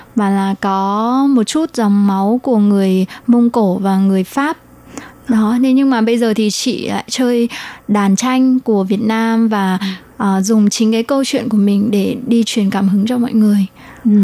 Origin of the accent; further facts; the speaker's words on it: Vietnam; now in Taiwan; em đến từ Việt Nam mà sang Đài Loan sinh sống cũng như học tập